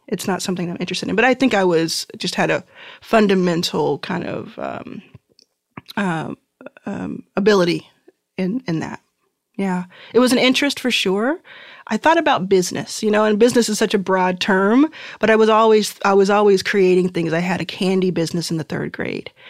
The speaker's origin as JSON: {"language": "English", "town": "Dallas", "region": "Texas", "country": "United States", "tie": "born or raised there", "also_born_or_lived": "Mississippi / Houston, Texas", "said": "I grew up in Dallas. Uh, born in Mississippi, grew up in Dallas, and then, and then found my way to Houston, where my mom was living"}